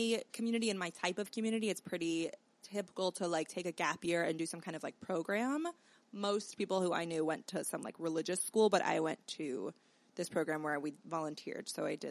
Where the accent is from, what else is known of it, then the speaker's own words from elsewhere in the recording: Teaneck, New Jersey, United States; I'm from Teaneck, New Jersey. Mm-hmm. Jerusalem of America. Very religious. Technically, I think it's one of the most diverse towns in New Jersey, but it's very segregated. So I'm from the, like, insular Jewish part.